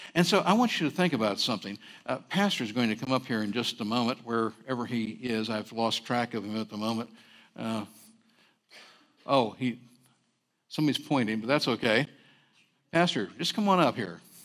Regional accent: Berkeley, California, United States; also born or lived in San Francisco, California; I did grow up on the campus of Cal Berkeley, but I was born in Chinatown, San Francisco

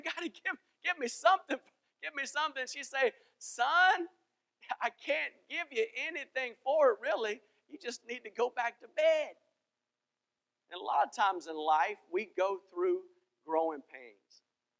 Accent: Greenville, South Carolina, United States; moved away; growing up in the South, Christ was common to me. In every house I went to in Greenville, South Carolina, there was a picture of Jesus and …

